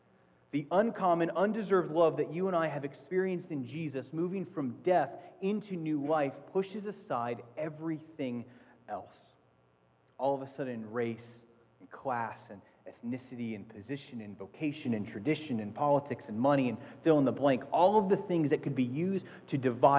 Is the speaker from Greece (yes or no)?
yes; Athens, Attica, Greece; No, seriously, I was born in Athens, Greece. My mom is Greek, and I spent the first part of my life in Greece.